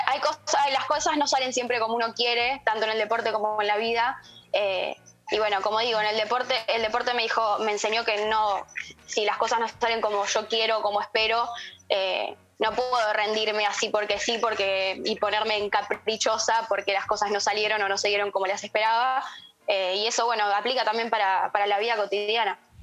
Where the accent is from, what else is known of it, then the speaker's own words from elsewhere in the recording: Moreno, Buenos Aires Province, Argentina; de donde yo soy. De Moreno.